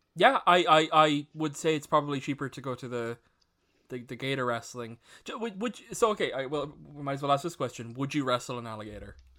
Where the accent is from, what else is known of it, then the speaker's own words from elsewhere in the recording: Ireland; all of us being Irish